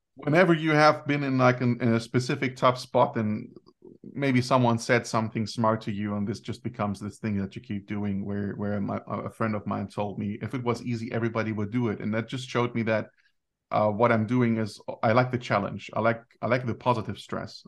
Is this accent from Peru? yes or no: no; Germany; I grew up in Germany and I'm, uh, a son of Greek immigrants.